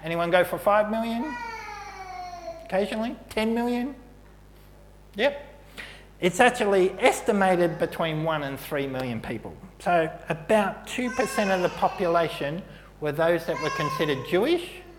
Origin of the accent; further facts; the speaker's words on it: Melbourne, Victoria, Australia; moved away; also born or lived in Brooklyn Park; in Melbourne, as a 16-year-old, I did a social work placement as my work experience for school